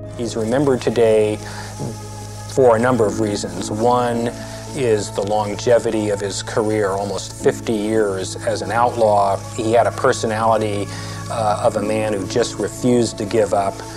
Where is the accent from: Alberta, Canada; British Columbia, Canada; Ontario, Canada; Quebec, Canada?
British Columbia, Canada; Mission; where I'm from Mission, British Columbia. It's right where I grew up